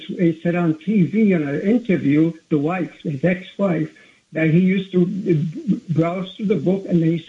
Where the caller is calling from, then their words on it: New York City, New York, United States; I'm calling in from Brooklyn. I'm a minority. And Spanish, also Hispanic.